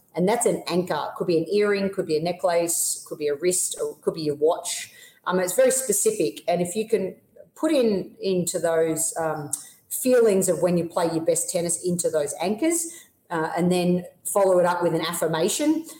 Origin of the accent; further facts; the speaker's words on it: Melbourne, Victoria, Australia; moved away as an adult; now in United States; I always spend three months of, of, the year back in Melbourne in my hometown